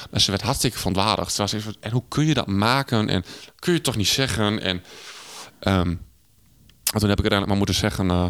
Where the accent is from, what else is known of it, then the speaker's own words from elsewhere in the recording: Netherlands; Maar ik ben een Hollander, jij bent een Hollander. Maar toch wij, zijn wij een wereld van verschil.